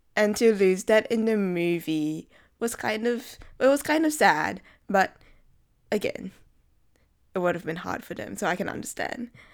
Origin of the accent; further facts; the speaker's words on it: Singapore; moved away; as a Singaporean